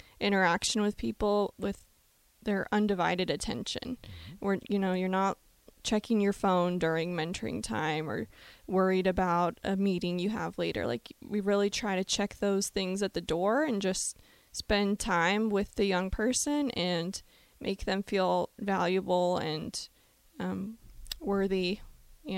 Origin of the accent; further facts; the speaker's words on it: Lincoln, Nebraska, United States; I'm from Lincoln, born and raised.